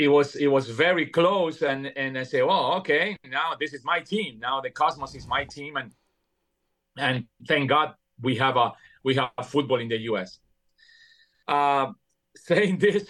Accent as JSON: {"language": "English", "region": "Buenos Aires", "country": "Argentina", "tie": "born or raised there", "also_born_or_lived": "New York, New Jersey area", "second_language": "English", "moved": "as an adult", "lives_now": "United States", "said": "when I moved from Buenos Aires, Argentina, to the New York, New Jersey area"}